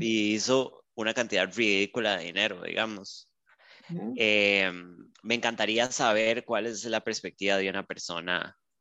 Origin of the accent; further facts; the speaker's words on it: Costa Rica; hablemos de nosotras como ticas